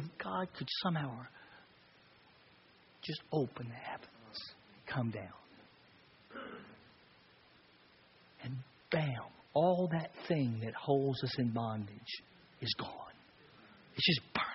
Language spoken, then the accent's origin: English; Texas, United States; I'm a Texas boy, and I grew up in the country in Texas